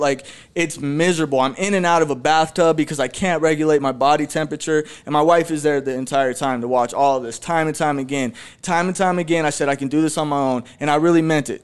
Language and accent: English; Phoenix, Arizona, United States; I was born right here in Phoenix, Arizona too. I was born in the Maryvale area